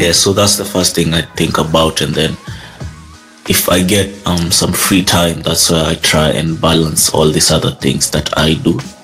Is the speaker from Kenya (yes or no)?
yes; Kenya; I'm Kenyan